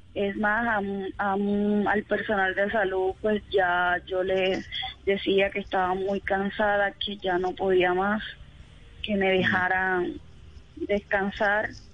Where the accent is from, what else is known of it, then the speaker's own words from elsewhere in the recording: Cartagena, Bolívar, Colombia; yo soy de Cartagena, Bolívar